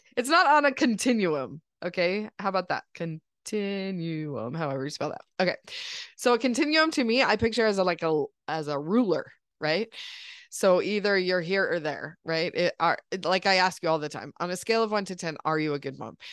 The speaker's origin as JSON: {"language": "English", "country": "United States", "tie": "born or raised there", "said": "growing up in this country"}